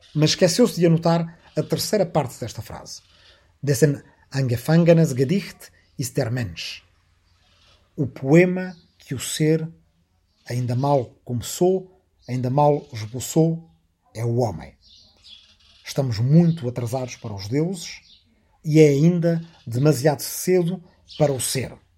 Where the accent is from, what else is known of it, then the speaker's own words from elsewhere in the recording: Arrifana, Portugal; aqui na minha aldeia de Arrifana, onde agora, depois de muitas voltas, voltei a gravar